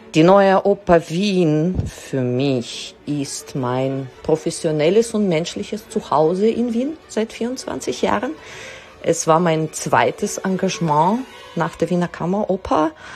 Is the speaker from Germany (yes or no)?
no; Israel; also born or lived in Russia; now in Vienna, Austria; Ich komme aus Israel, wurde aber in Russland geboren